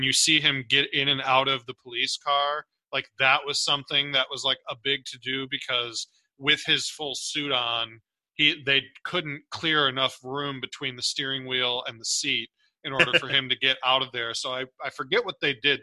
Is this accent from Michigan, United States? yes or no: yes; Michigan, United States; we are Michigan native